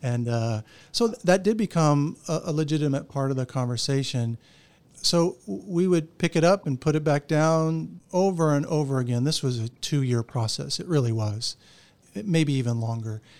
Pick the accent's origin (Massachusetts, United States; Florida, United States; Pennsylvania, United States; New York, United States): Florida, United States; Orlando; I grew up right here in Orlando